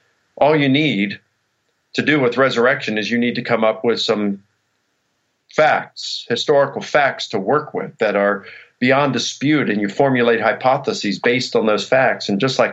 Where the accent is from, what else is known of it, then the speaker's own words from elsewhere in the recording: United States; I was born in the United States